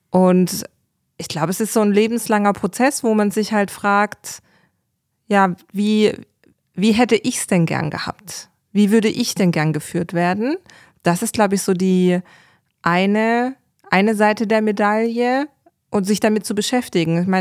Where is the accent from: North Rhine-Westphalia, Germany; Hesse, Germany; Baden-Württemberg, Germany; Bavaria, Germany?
Baden-Württemberg, Germany; komme aus Baden-Württemberg